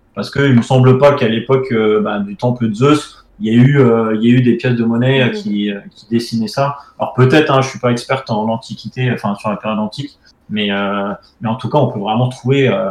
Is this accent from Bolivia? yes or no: no; France; on est français